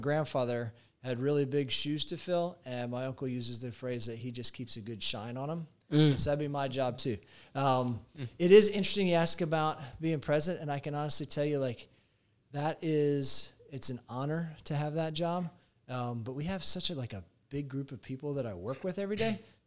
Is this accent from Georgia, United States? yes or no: yes; Georgia, United States; moved away as an adult; I grew up in Georgia.